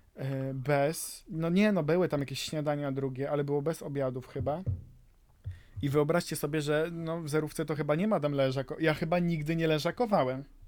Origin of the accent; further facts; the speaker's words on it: Zagłębie, Silesian Voivodeship, Poland; to ja bardziej z Zagłębia